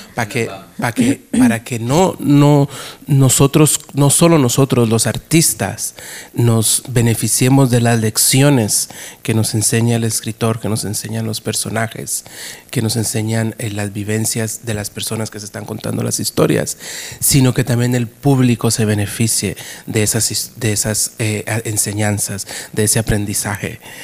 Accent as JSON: {"language": "Spanish", "region": "New York", "country": "United States", "tie": "born or raised there", "also_born_or_lived": "Guatemala", "moved": "yes", "said": "cuando yo crecí en Nueva York en el teatro, porque yo empecé haciendo teatro en Nueva York"}